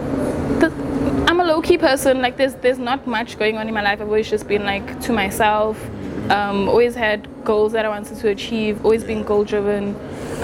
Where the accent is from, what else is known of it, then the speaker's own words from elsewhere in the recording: Johannesburg, Gauteng, South Africa; also born or lived in Durban; I've always lived in Johannesburg, grew up in Johannesburg, was born in Durban, moved here when I was like 2